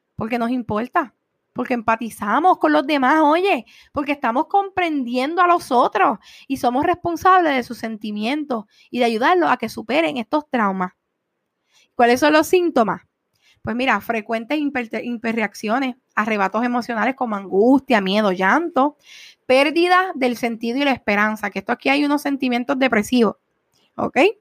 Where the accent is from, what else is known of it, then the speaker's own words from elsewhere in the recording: Puerto Rico; somos puertorriqueños